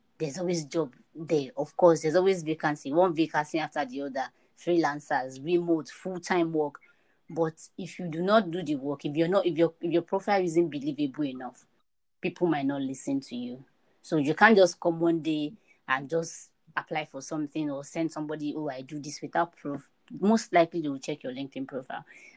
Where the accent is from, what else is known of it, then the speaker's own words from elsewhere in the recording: Nigeria; I live in Nigeria and I'm a Nigerian